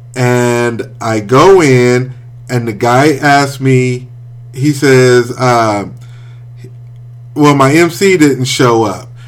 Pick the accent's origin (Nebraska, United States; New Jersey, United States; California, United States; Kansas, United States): Kansas, United States; Wichita; moved away as an adult; also born or lived in Topeka, Kansas; I'm from Wichita